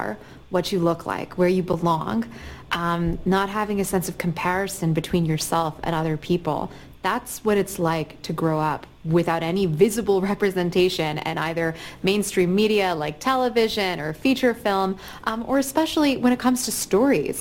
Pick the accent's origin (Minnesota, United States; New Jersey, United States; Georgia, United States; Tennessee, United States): Georgia, United States; Atlanta; I'm from Atlanta, and I'm from a mixed-race home